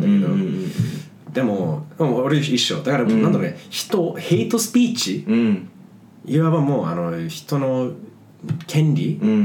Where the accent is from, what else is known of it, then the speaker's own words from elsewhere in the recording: United States; now in Japan; でもまあ日本には住んではいるもののアメリカ人って俺まだあの、まあ帰化するつもりはないし